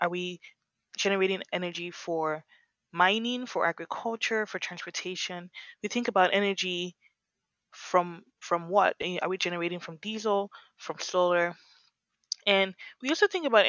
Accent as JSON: {"language": "English", "region": "Lagos", "country": "Nigeria", "tie": "born or raised there", "moved": "yes", "lives_now": "Berkeley, United States", "said": "I grew up in Lagos and we used self-generation"}